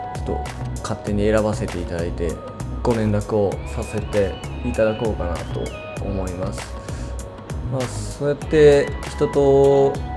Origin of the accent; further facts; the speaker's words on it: Kanagawa, Japan; moved away as an adult; also born or lived in Gifu Prefecture / Nagoya; now in Gifu, Japan; 僕もともと神奈川県で育ってるんですけど、えー、今は岐阜県にいる